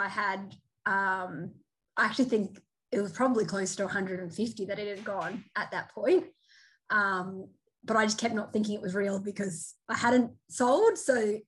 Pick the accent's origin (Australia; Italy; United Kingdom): Australia; Mackay, Queensland; we both bought in Mackay, which is a mining town. For me, it was my hometown